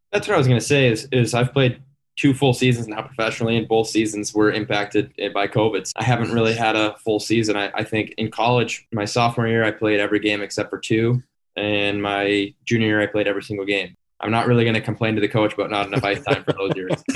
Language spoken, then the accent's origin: English; North Andover, Massachusetts, United States; moved away; We're both from North Andover, Massachusetts.